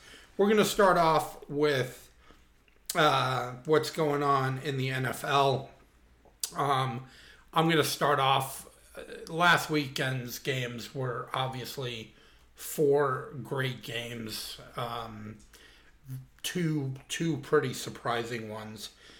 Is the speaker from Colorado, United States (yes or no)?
yes; Colorado, United States; also born or lived in Brooklyn, New York; now in Iowa, United States; I was born in Brooklyn, New York, and I was only 3 when I moved to Colorado.